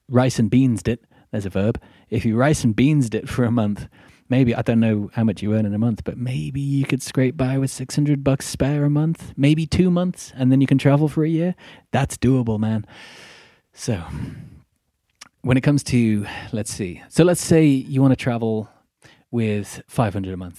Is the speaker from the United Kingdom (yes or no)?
yes; Midlands, United Kingdom; accent: Midlandsy; I come from Middle England, the Midlands, and I am very much working class.